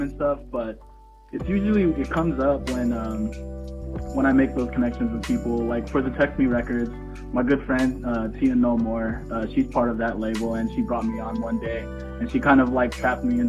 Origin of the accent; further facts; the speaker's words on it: Vallejo, California, United States; now in San Francisco, United States; I'm from Vallejo, California. I live in San Francisco currently